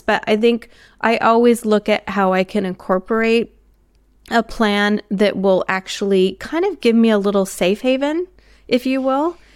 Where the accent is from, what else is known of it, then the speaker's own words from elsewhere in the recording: United States; now in Australia; for me as an American